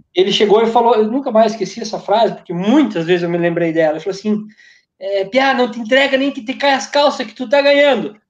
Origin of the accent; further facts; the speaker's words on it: Santo Antônio do Sudoeste, Paraná, Brazil; moved away; also born or lived in Cosmópolis / Campos do Jordão; uma corrida que tinha lá na minha cidade, que ainda tem, tem ano que eles fazem, tem ano que não faz, sai da pracinha de Santo Antônio do Sudoeste